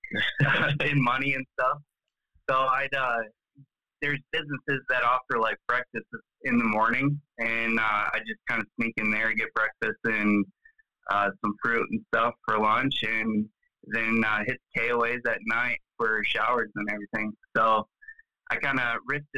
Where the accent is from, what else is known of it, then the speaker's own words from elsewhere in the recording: Michigan, United States; moved away as an adult; Originally, I'm from Michigan, grew up, born and raised, went to college there